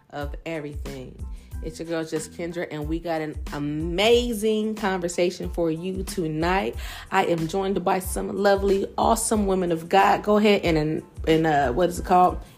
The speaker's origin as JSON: {"language": "English", "region": "Ohio", "country": "United States", "said": "I'm really from Ohio."}